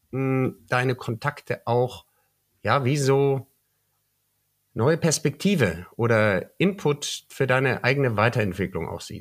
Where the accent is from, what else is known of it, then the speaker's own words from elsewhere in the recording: Bavaria, Germany; now in Berlin, Germany; Du bist ja Deutscher, ja? Ähm, dass du ich bin Deutscher aus Bayern. Äh, aus Bayern, äh, genau.